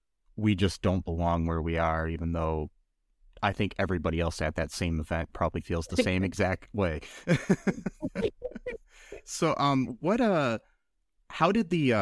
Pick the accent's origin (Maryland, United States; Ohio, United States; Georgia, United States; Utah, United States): Ohio, United States; Toledo; I mean, I come from Toledo in Ohio, and Toledo's not necessarily that great of a city either.